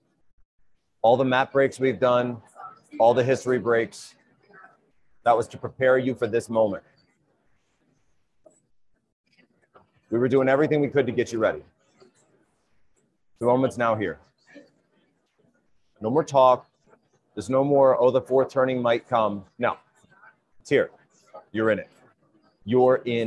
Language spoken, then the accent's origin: English; United States; We are the American people